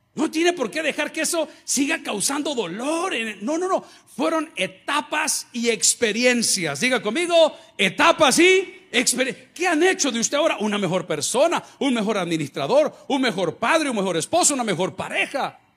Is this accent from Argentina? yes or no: no; El Salvador; en El Salvador todos somos hermanos